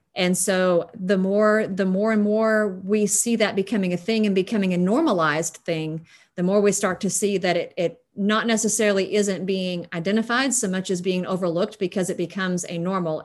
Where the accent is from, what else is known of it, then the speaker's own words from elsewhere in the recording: West Texas, United States; as a West Texan